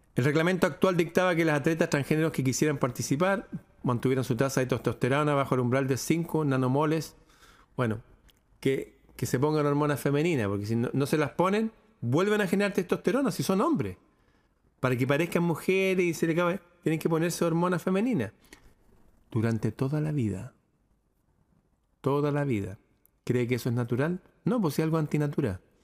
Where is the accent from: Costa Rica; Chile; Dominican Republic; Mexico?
Chile; cosas que pasan en mi país